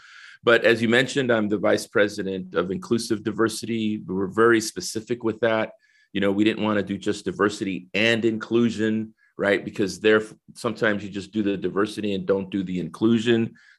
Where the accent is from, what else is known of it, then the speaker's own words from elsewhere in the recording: San Salvador, El Salvador; moved away; I think originally I'm from San Salvador, El Salvador, right? Came in 1969 to New Orleans.